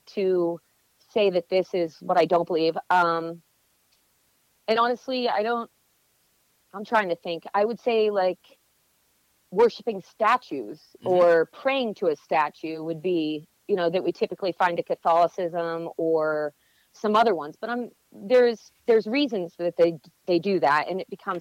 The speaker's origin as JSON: {"language": "English", "town": "Greenville", "region": "Pennsylvania", "country": "United States", "tie": "born or raised there", "said": "That's my hometown, Greenville, Pennsylvania"}